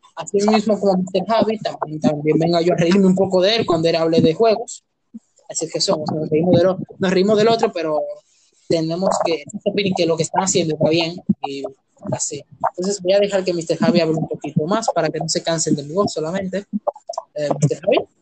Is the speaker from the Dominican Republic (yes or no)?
yes; Dominican Republic; somos de nacionalidad dominicana